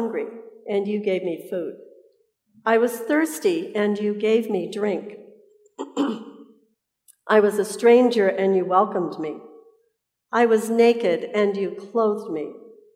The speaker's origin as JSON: {"language": "English", "region": "Colorado", "country": "United States", "moved": "yes", "lives_now": "Southern California, United States", "said": "I tell people I live in Southern California, but I am from Colorado"}